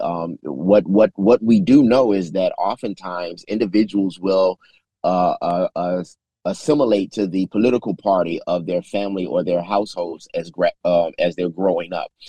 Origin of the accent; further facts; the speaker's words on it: Chicago, Illinois, United States; moved away as an adult; now in Memphis, United States; I was born in Memphis, but lived in Chicago all of my life, returned to Memphis in 2015.